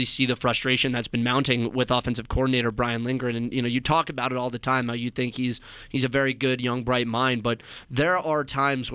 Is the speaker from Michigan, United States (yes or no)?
no; Scarsdale, New York, United States; born or raised there; moved away